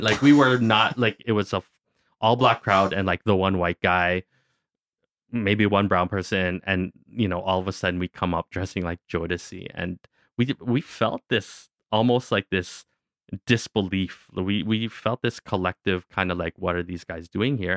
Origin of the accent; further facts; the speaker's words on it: Kingston, Ontario, Canada; also born or lived in Newfoundland; growing up in Kingston, a, a lot of the ways that the Filipino parents wanted their kids to feel connected to their culture is we all had to do Filipino folk dancing